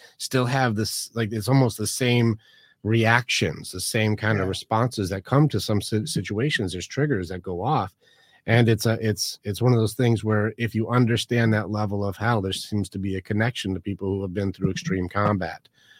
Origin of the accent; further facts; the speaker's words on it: Detroit, Michigan, United States; No, I'm from Detroit, but it's semi irrelevant.